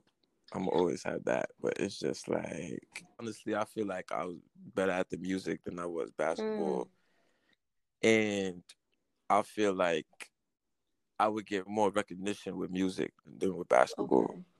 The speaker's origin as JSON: {"language": "English", "town": "New York City", "region": "New York", "country": "United States", "tie": "born or raised there", "said": "I mean, New York is New York, man. I mean, you know, very unpredictable place."}